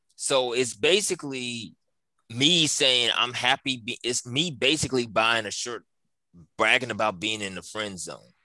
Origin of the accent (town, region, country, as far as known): Memphis, Tennessee, United States; born or raised there; now in New Orleans, United States